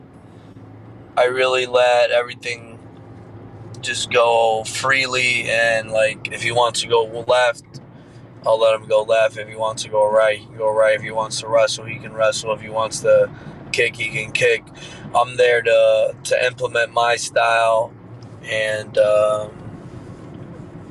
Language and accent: English; Florida, United States; I'm from Florida